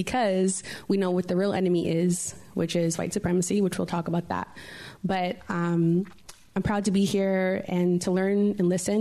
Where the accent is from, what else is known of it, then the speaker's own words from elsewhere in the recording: New York City, New York, United States; moved away as an adult; now in San Francisco, United States; I grew up in Harlem, New York, and I moved to the Harlem of the West